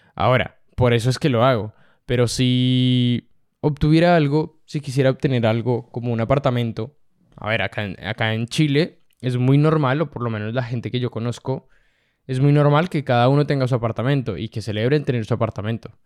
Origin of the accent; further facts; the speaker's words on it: Colombia; yo que soy colombiano